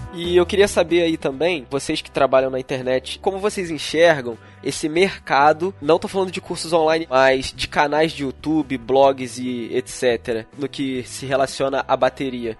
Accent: Petrópolis, Rio de Janeiro, Brazil; eu sou aqui de Petrópolis

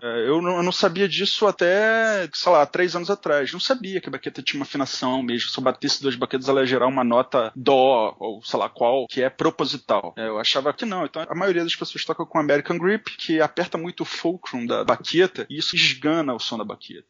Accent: Brazil; eu sou brasileiro

